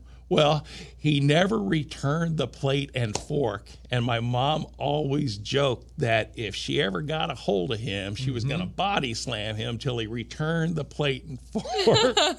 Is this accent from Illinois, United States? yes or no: yes; Watseka, Illinois, United States; my hometown of Watseka